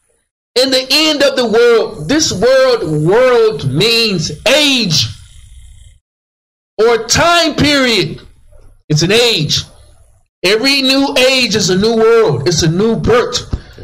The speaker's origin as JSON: {"language": "English", "town": "Dallas", "region": "Texas", "country": "United States", "tie": "born or raised there", "said": "I grew up in West Dallas"}